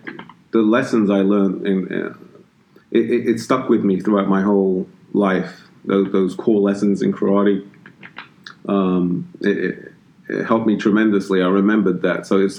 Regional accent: London, United Kingdom; now in United States; I'm from London, England. I did martial arts back in my early teens in England. And when I came to the States

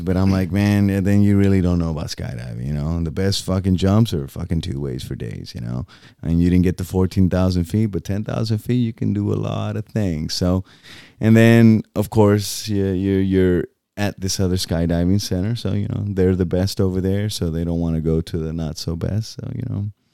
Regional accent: Boquerón, Puerto Rico; moved away; my hometown

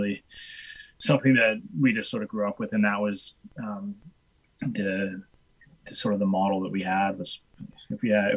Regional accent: Edmonton, Alberta, Canada; also born or lived in Whitehorse, Yukon; We moved like down south to Edmonton when I was a kid, and I did all my like schooling and stuff down there

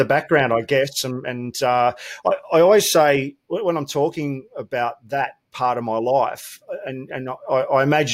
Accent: Melbourne, Victoria, Australia; I grew up in Melbourne, proud Victorian

